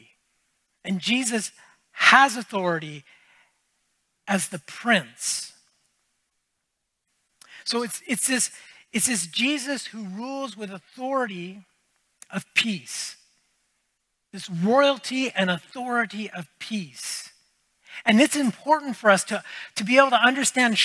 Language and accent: English; United States; now in Canada; I grew up in the States